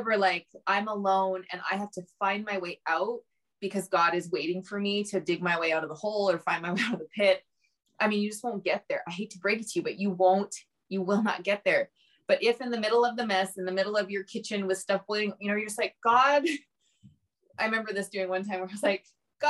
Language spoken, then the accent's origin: English; Canada; I'm on Instagram, …, you know, because we're Canadian.